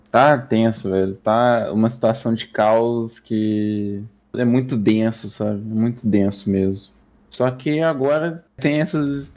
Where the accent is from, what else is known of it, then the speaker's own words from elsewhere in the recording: Brazil; a gente é brasileiro